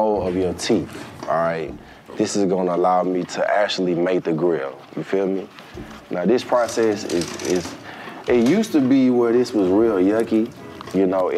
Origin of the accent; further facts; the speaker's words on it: Lithonia, Georgia, United States; also born or lived in Los Angeles, United States; I grew up in Lithonia, which is also on the east side